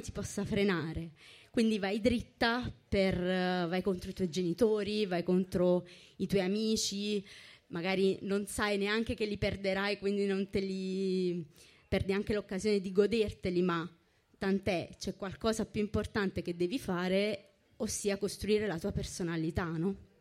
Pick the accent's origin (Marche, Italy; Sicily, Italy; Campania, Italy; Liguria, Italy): Campania, Italy; Naples; io sono napoletana e avevo ben in mente di andarmene da Napoli